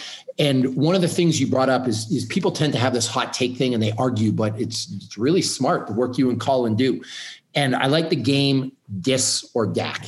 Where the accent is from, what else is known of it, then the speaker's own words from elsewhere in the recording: Canada; now in United States; I'm Canadian. Yeah. So I'm what I live in the States now